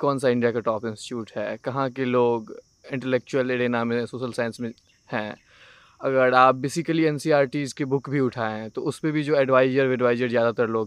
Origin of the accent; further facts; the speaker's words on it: Darbhanga, Bihar, India; moved away as an adult; now in Delhi, India; मैं दरभंगा से आता हूँ बिहार दरभंगा बिहार से